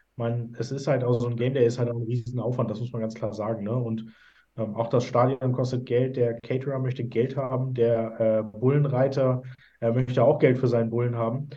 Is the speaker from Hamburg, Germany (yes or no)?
yes; Hamburg, Germany; moved away; ich komme ja ursprünglich aus Hamburg